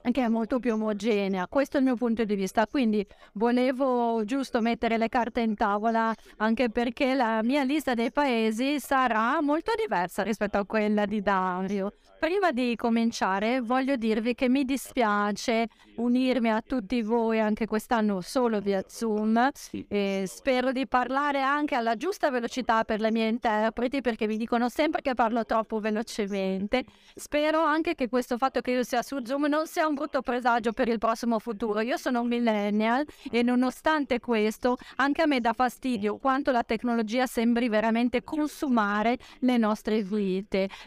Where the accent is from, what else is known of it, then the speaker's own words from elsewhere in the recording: United States; Italian is a second language; sono americano ovviamente, quindi ho dei pregiudizi. Gli Stati Uniti sono un paese estremamente vario, con una grande diversità